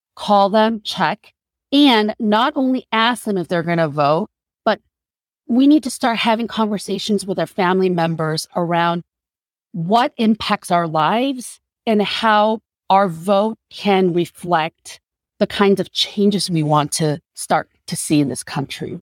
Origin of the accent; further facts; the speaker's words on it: South Korea; now in United States; When I first came to this country, I cannot count the number of times people have approached me because I was a Korean woman. "Oh, where are you from?" "Korea."